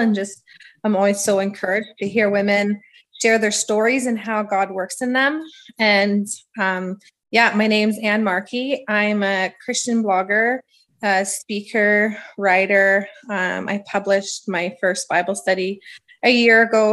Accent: Ottawa, Ontario, Canada; now in Edmonton, Canada; I'm from Ottawa. And so that's where I grew up

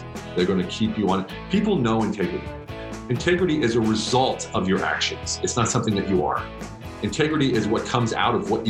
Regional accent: Pennsylvania, United States; moved away as an adult; now in Germany; I'm from the States, from Pennsylvania. And I joined the Army right after high school

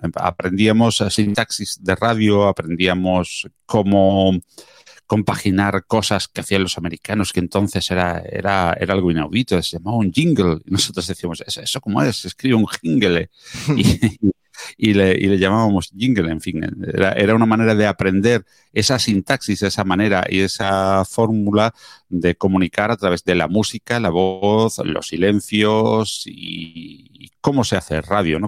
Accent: small town near Málaga, Andalusia, Spain; en mi pueblo natal, es un pueblito de pocos habitantes, alrededor de unos 10.000 habitantes, muy cerquita de la, de la capital de, Málaga

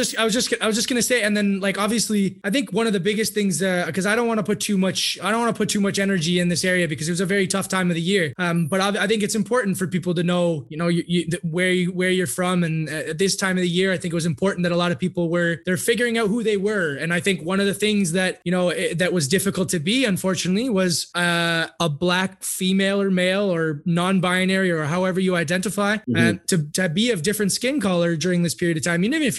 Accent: United States; it's real stuff that's going on in my, yeah, hometown and my home country. Obviously, the United States is more sectioned about it.

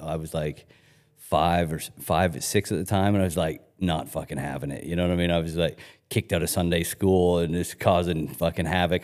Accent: Canada; also born or lived in United Kingdom; when we first moved to Canada from, from the U K

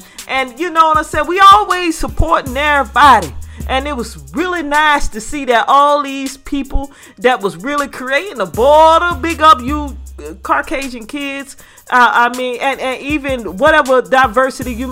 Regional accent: United States; I'm African American

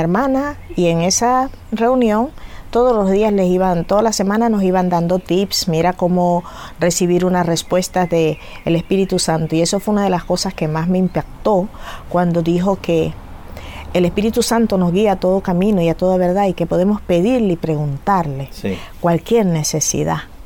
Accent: Venezuela; moved away as an adult; now in Canary Islands, Spain; yo vengo de Venezuela, soy hija de venezolanos y trinitarios de la región del sur de Venezuela

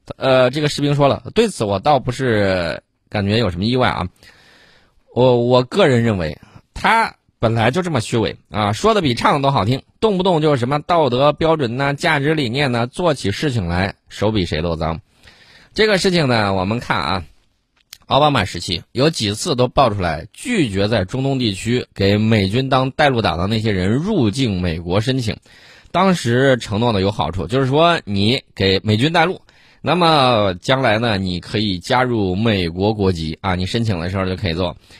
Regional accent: China; 我们中国人的孩子就应该补充营养

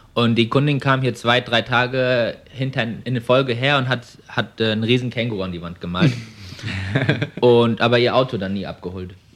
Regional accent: Frankfurt am Main, Hesse, Germany; moved away as an adult; now in Melbourne, Australia; ich bin 25 Jahre alt, komme ursprünglich aus ähm, Frankfurt am Main

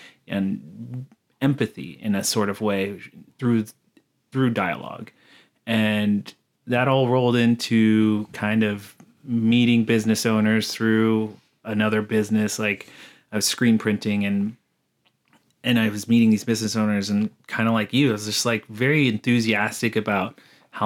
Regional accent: United States; I'm Native American on my mom's side, and I grew up on the res

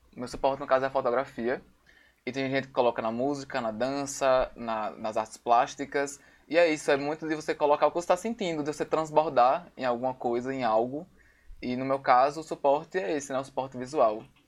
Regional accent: Natal, Rio Grande do Norte, Brazil; sou daqui de Natal

